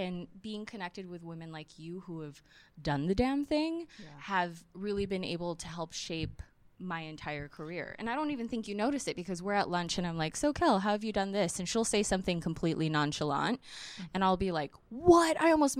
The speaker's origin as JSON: {"language": "English", "town": "Chino", "region": "California", "country": "United States", "said": "I'm from Chino. Nobody's from there."}